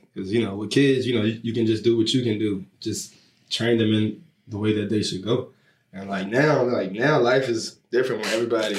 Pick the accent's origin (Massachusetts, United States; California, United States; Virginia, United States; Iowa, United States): Virginia, United States; Richmond; I'm from Richmond.